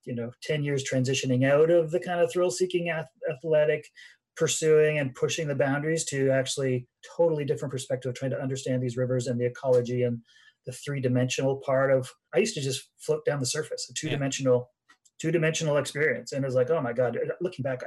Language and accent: English; Pembroke, Ontario, Canada; moved away as an adult; also born or lived in Smithers, British Columbia; I am in my town I grew up in. So I'm in Pembroke, Ontario is where my farm was.